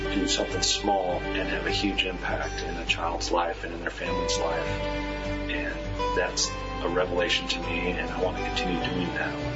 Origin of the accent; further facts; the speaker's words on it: United States; as an American